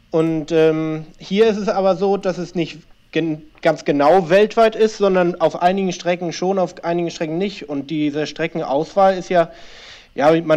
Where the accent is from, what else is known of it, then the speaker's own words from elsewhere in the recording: Hamburg, Germany; Ich äh, wohne in Hamburg schon seit etlichen Jahren, bin zwar halb Argentinier, aber hauptsächlich habe ich mein Leben in, in Hamburg verbracht.